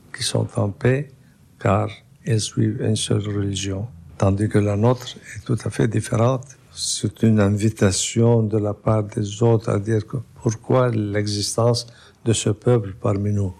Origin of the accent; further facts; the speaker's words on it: Lebanon; je suis né au Liban. Je connais très bien la communauté, le pays, la saveur de cette euh, région